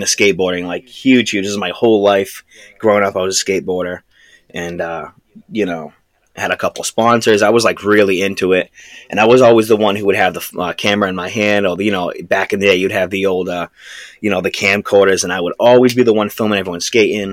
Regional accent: Massachusetts, United States; We're from the Northeast, you know, Massachusetts. That's where we're from

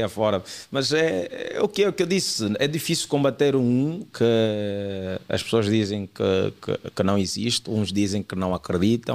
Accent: Angola; somos atores, mas também, mas a nossa cena é mesmo é humor, sou, sou humorista, humorista angolano

